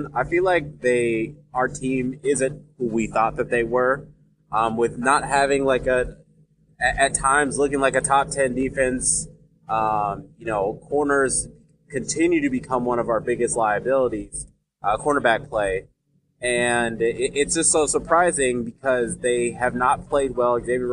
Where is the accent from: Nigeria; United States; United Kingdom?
Nigeria; I'm Nigerian